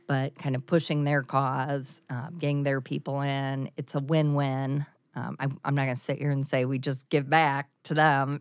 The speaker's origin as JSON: {"language": "English", "town": "Mount Vernon", "region": "Iowa", "country": "United States", "tie": "born or raised there", "also_born_or_lived": "Cedar Rapids, Iowa", "said": "I graduated in nineteen eighty-eight in Mount Vernon"}